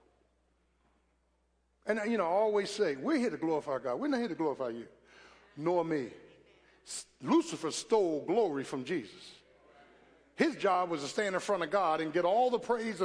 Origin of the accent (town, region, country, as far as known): Philadelphia, Pennsylvania, United States